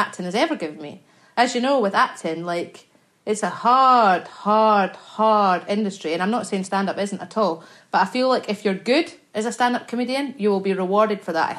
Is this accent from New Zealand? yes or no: no; Scotland, United Kingdom; I'm Scottish. We say it like it's nothing